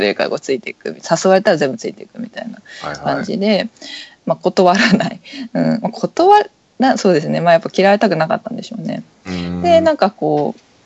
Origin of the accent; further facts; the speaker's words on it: Kawasaki, Kanagawa, Japan; 私川崎の人なんですけど